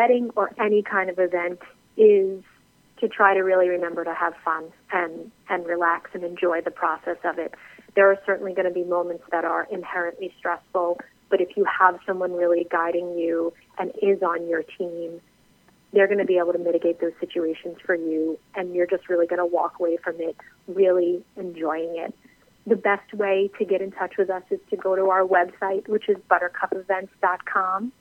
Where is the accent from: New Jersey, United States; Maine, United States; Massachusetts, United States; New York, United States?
New York, United States; moved away as an adult; now in Charleston, United States; I am actually originally from New York, and about 7 years ago, we decided to make the move down here to Charleston